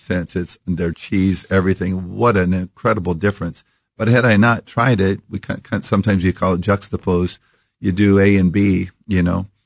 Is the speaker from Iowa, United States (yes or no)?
yes; Iowa, United States; we grew up in Iowa